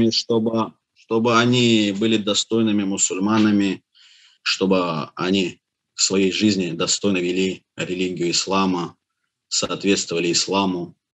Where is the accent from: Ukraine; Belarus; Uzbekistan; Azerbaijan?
Azerbaijan; born there; Я родился в Азербайджане. Мой отец и мать жили в самом Баку.